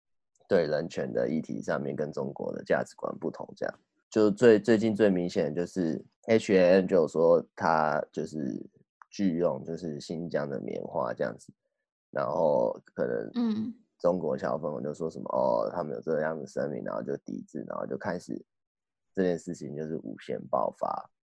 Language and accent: Chinese; Taiwan; 因为就我们台湾人去年对早就已经知道说哦，